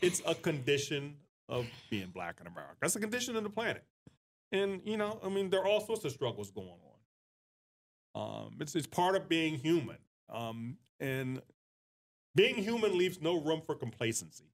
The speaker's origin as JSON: {"language": "English", "country": "United States", "said": "we are Americans"}